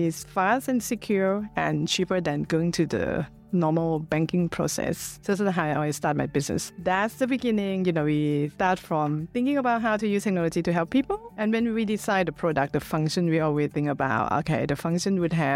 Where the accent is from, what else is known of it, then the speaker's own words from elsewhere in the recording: Bangkok, Thailand; moved away as an adult; now in United Kingdom; I'm Thai. I was born in Bangkok, but I live in the UK for 27 years.